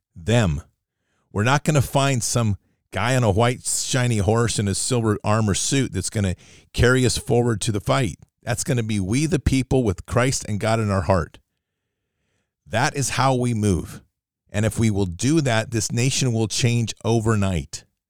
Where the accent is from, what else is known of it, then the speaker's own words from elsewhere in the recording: United States; I'm an American